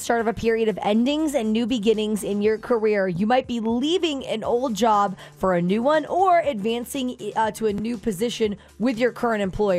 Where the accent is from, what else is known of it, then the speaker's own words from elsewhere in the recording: Florida, United States; moved away; I'm from Florida originally